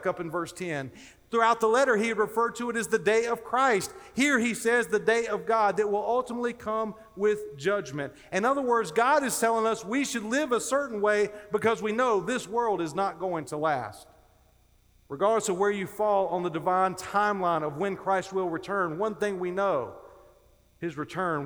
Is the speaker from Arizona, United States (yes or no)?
no; North Carolina, United States; I grew up in North Carolina, as Dr. Whitfield referenced, and I actually grew up down near the coast